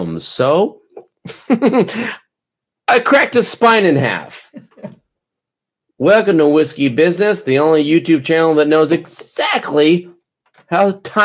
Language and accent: English; United States; I'm fucking American.